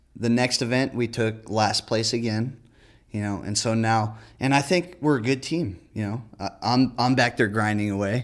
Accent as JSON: {"language": "English", "area": "near San Bernardino", "region": "California", "country": "United States", "tie": "born or raised there", "said": "San Bernardino, which is pretty close to my hometown"}